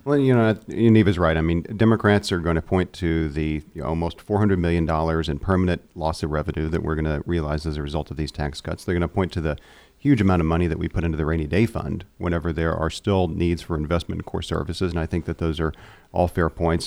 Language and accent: English; Seminole, Oklahoma, United States; we're both from Seminole